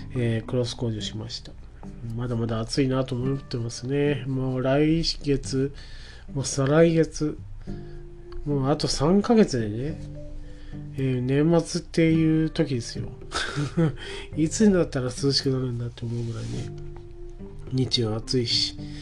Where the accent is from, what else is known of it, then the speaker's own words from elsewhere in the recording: Nakatsu, Oita, Japan; moved away; うちの田舎ではですね、耶馬渓というところでは